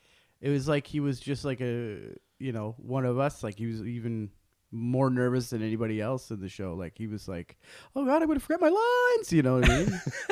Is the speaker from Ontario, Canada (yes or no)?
yes; Ottawa, Ontario, Canada; also born or lived in Toronto; I was born in Toronto. Toronto. And then, yeah, and then my family moved to Ottawa when I was very young.